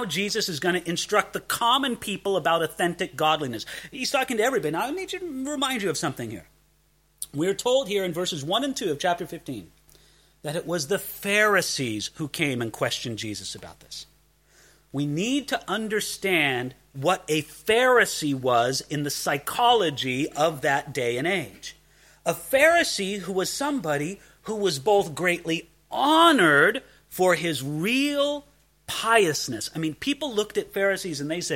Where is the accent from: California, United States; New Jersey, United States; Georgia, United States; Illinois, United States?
California, United States; Southern; I come from Southern California